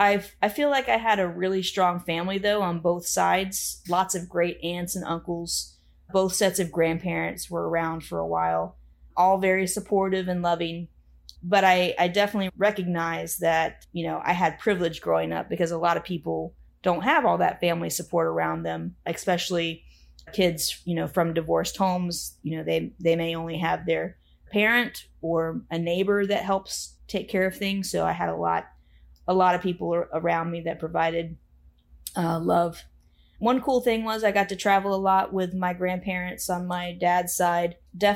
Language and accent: English; Plant City, Florida, United States; also born or lived in Tampa; Well, I too was born in Tampa and I too grew up in a rural area. That I just called the country. I know you named it Dover. It was really more like the Notasasa, Plant City area.